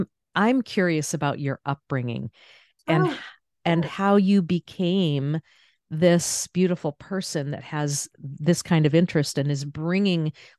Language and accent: English; Maine, United States; I grew up in Northern Maine, so the outdoor space, and that was very much a part of my upbringing